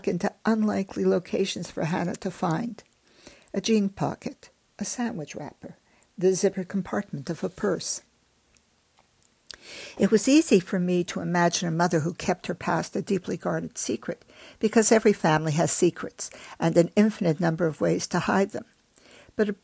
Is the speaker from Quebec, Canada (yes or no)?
yes; Montreal, Quebec, Canada; born or raised there; also born or lived in Germany